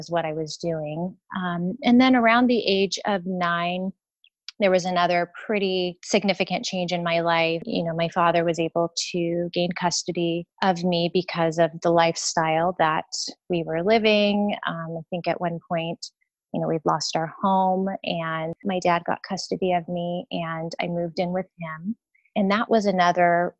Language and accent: English; San Diego, California, United States; I'm from San Diego, born and raised